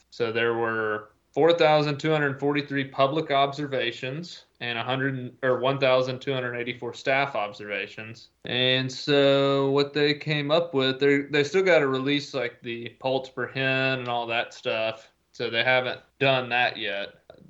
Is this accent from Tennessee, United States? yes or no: yes; Tennessee, United States; So Tennessee, my home state